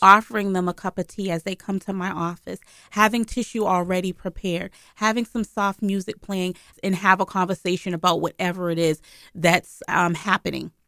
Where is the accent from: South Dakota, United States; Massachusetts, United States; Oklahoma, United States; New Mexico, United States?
Massachusetts, United States; Boston; I grew up in Boston